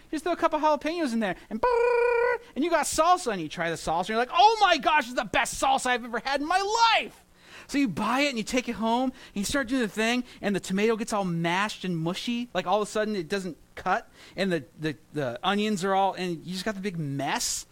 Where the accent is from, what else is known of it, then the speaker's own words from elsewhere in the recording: Santa Maria, California, United States; now in New York, United States; when I was growing up in California, I had county fairs, and I would go to that, and they were fun. You know, you go to the county fair or the strawberry festival in Santa Maria, where I grew up